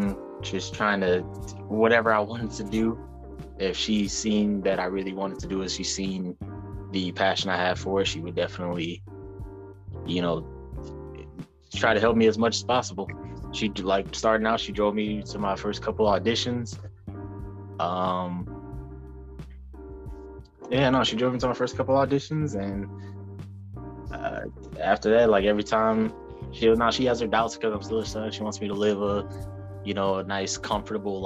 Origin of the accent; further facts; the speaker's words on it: Detroit, Michigan, United States; I am born and raised Detroit, Michigan. Just lived here all my life, mainly grew up in Southwest